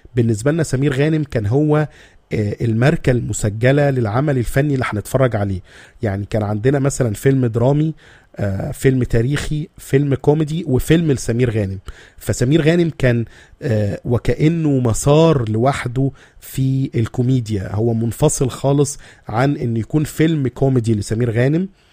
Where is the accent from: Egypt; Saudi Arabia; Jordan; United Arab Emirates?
Egypt; احنا بس كمصريين